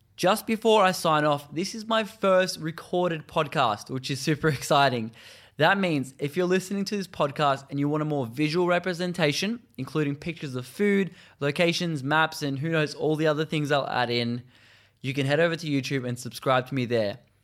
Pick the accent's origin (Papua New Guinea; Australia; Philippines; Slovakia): Australia; Such an amazing part of my home country